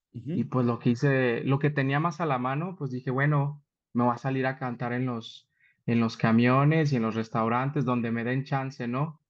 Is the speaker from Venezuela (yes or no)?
no; Saltillo, Coahuila, Mexico; moved away as an adult; now in Mexico City, Mexico; soy originario de Saltillo. Allá en Saltillo, pues todas las, toda mi preparación educativa la, la tuve allá